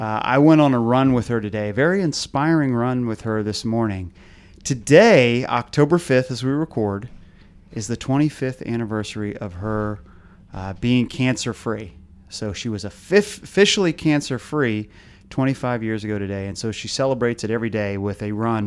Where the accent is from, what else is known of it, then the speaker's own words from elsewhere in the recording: Arlington, Virginia, United States; I'm born and raised in Arlington